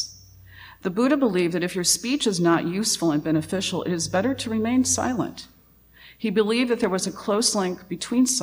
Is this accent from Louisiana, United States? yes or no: yes; Louisiana, United States; I come from Louisiana, and my family is a mixture of Louisiana Cajun and East Texas Welsh.